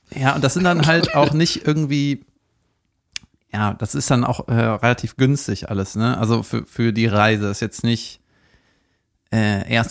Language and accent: German; Cologne, North Rhine-Westphalia, Germany; nicht genau da, wo ich aufgewachsen bin, aber da in der Gegend, ne, also auch in Köln rechts